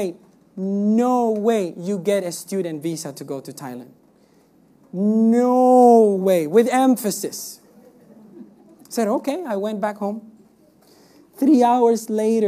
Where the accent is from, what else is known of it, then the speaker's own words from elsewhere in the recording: Cuba; moved away; I come from Cuba. Cuba is a communist country.